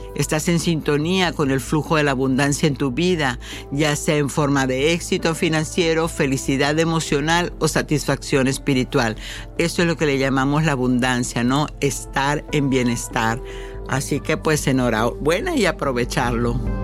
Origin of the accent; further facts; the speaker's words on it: Mexico; moved away; yo soy mexicana y la vida me dio la oportunidad de brincar el charco